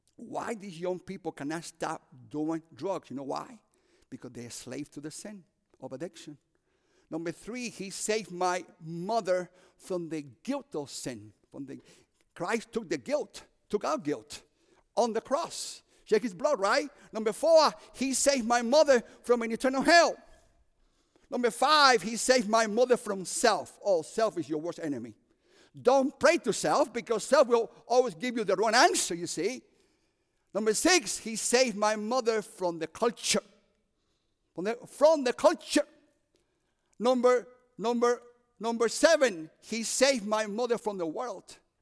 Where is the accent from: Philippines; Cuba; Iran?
Cuba; moved away; also born or lived in Union City, New Jersey / Chicago; I'm from Cuba.